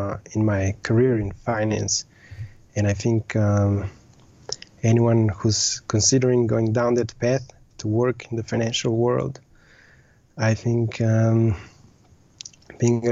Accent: Slovenia; moved away as an adult; also born or lived in Austria / Southeast Asia; I was born and raised in Slovenia

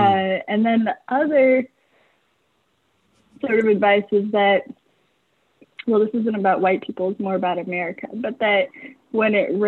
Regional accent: Portland, Oregon, United States; also born or lived in Eritrea / Lincoln, Nebraska; made our way to Portland, which is where I grew up.

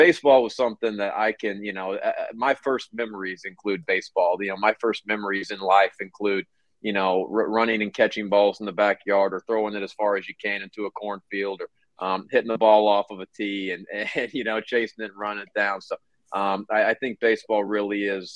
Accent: Kentucky, United States; moved away; growing up in a small town in Kentucky

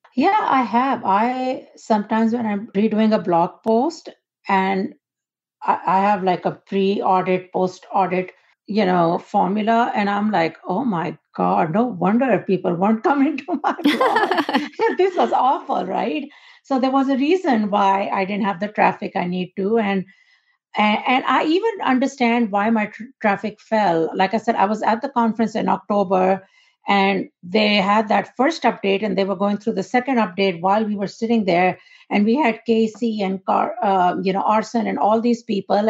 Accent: Pakistan; moved away as an adult; born and raised in Pakistan

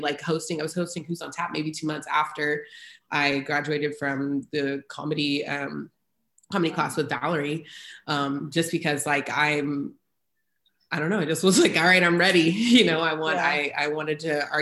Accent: Houston, Texas, United States; also born or lived in Great Bend, Kansas; now in Austin, United States; I grew up in Houston, very diverse.

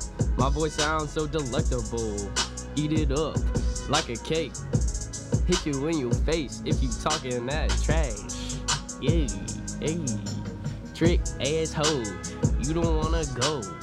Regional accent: Baltimore, Maryland, United States; I'm from Baltimore, you know about that shit.

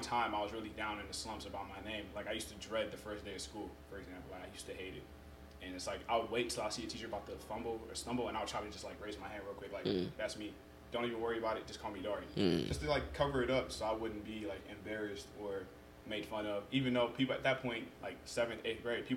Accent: United States; accent: American; first language Yoruba; also born or lived in Nigeria; I'm born in America. So I'm a U.S. citizen

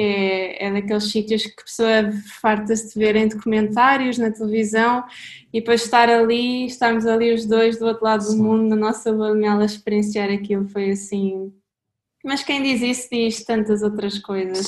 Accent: Caldas da Rainha, Centro, Portugal; somos os dois originariamente das Caldas da Rainha e temos o mundo como casa

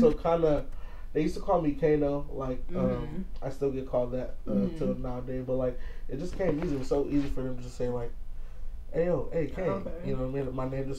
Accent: Los Angeles, California, United States; I grew up in South Central LA. Grew up on Hoover Street.

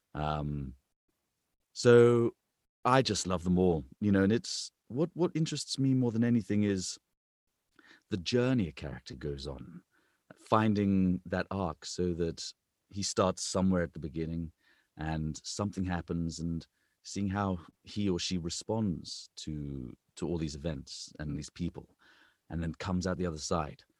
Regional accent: England, United Kingdom; accent: British; moved away as an adult; now in United States; I'm an English man

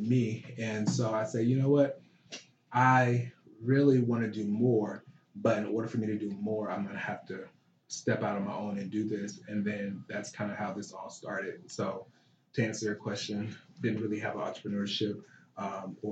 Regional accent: Fort Pierce, Florida, United States; moved away as an adult; now in Charlotte, United States; we had a Black-owned pharmacy in my hometown. I'm from Fort Pierce, Florida

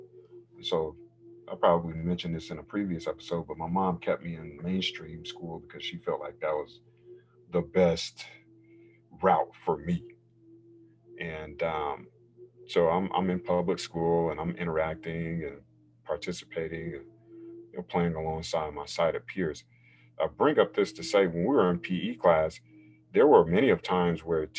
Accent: North Carolina, United States; now in California, United States; when I was a kid and growing up in North Carolina, obviously more of a conservative space versus California, where I am now

